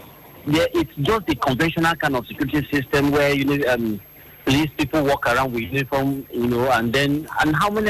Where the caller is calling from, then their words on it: Gwagwalada, Federal Capital Territory, Nigeria; from Gwagwalada.